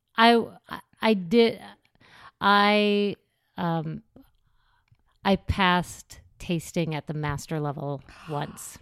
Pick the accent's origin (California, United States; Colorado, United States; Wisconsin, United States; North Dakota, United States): North Dakota, United States; also born or lived in Minnesota / Los Angeles; now in New York, United States; I grew up in North Dakota.